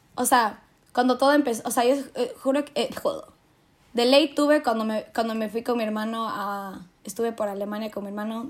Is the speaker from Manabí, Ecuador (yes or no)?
no; Quito, Pichincha, Ecuador; now in Netherlands; soy quiteña